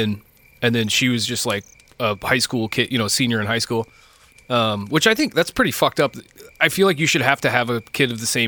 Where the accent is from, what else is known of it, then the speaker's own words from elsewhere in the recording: Shelton, United States; I'm from Shelton.